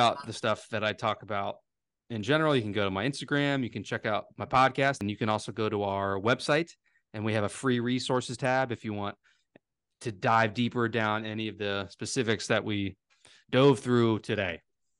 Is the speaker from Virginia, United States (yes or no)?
yes; Virginia, United States; accent: Southern Virginia; There's my Southern Virginia accent coming out.